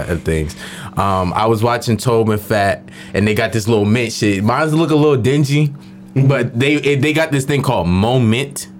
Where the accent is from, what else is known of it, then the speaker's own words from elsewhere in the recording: Philadelphia, Pennsylvania, United States; moved away; I'm from Philadelphia